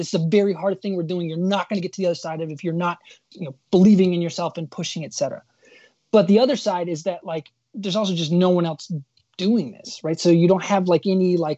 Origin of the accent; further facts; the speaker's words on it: Michigan, United States; growing up in Michigan